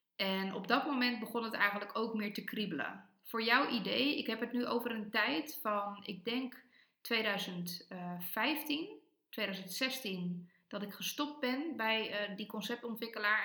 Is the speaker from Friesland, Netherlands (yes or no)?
no; Almere, Flevoland, Netherlands; moved away; En ik groeide op in Almere in een superfijne wijk dicht bij het bos